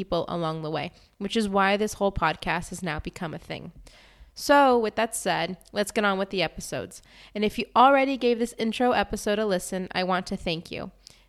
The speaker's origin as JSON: {"language": "English", "region": "South Florida", "country": "United States", "tie": "born or raised there", "also_born_or_lived": "California", "moved": "as an adult", "lives_now": "Paris, France", "said": "I'm a Latino American, and I was born in California and grew up in South Florida. I'm a sommelier, and I've been living in Paris for 4 years now"}